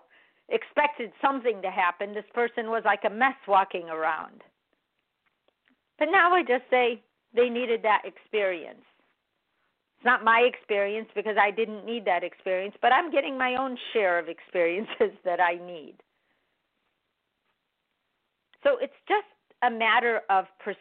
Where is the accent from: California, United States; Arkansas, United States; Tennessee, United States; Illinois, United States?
Illinois, United States; Chicago; I was born in America, in Chicago